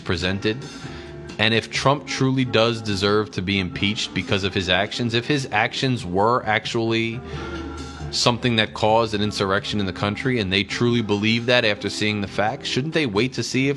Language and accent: English; United States; as an American